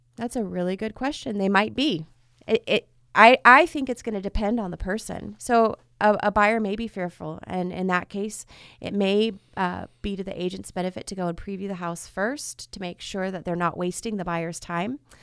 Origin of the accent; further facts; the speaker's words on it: Fresno, California, United States; also born or lived in Orange County, California; I was two weeks away from my seventh birthday when we moved to Fresno from Southern California. And my parents wanted to come here so that we could grow up in a community and have roots.